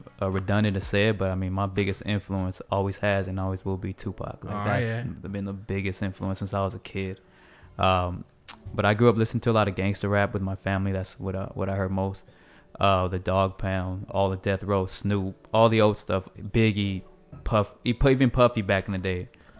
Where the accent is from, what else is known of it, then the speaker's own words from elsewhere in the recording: West Coast, United States; I mean, I'm from the West Coast, so, of course, that's always, like, I have an affinity towards that type of music.